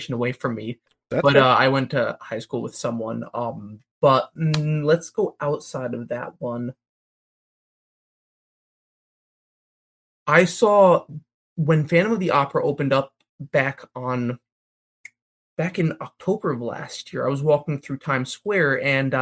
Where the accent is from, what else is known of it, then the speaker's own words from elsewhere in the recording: New Jersey, United States; I'm from New Jersey